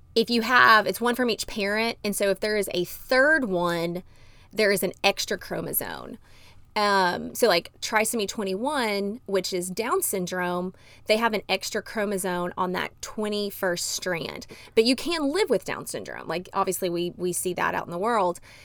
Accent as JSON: {"language": "English", "town": "Dallas", "region": "Texas", "country": "United States", "tie": "born or raised there", "also_born_or_lived": "Arkansas / Montgomery, Alabama / Tennessee", "moved": "as an adult", "said": "I grew up in Dallas, Texas"}